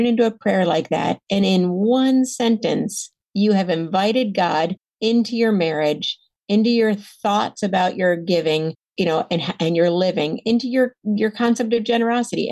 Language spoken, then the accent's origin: English; the South, United States; also born or lived in Atlanta; I felt like a fraud as a Southerner